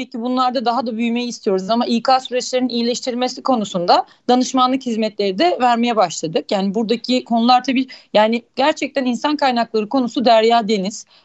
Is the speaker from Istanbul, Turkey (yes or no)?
yes; Istanbul, Turkey; born there; Ben de 1974 İstanbul doğumluyum.